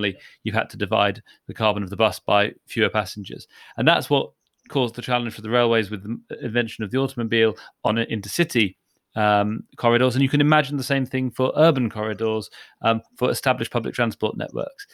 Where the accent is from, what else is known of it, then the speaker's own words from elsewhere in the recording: London, United Kingdom; I'm a Londoner